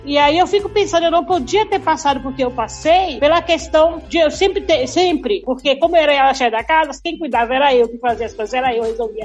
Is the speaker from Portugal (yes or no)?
no; Salvador, Bahia, Brazil; como eu sou de Salvador, vivi toda essa história